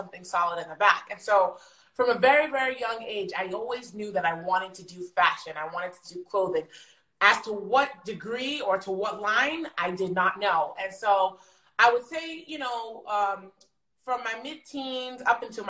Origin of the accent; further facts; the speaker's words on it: United States; being raised in America